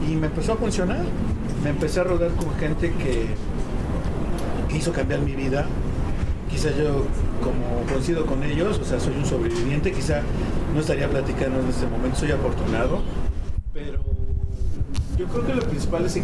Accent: Nezahualcóyotl, State of Mexico, Mexico; Yo también aquí como el compañero soy de Ciudad Neza y el pues barrio es el barrio.

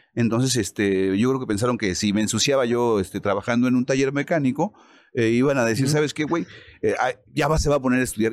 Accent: Mexico City, Mexico; also born or lived in Toluca; yo soy de México, lleven para allá. Aquí en Toluca me tengo que venir a quedar todos los días

